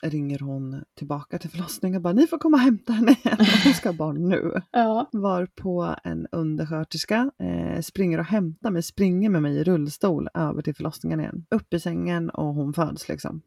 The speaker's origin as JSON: {"language": "Swedish", "region": "Småland", "country": "Sweden", "tie": "born or raised there", "moved": "yes", "lives_now": "Motala, Sweden", "said": "Sen är jag uppvuxen ska jag säga med att bada i en sjö som heter Issjön som ligger i Isult i Småland"}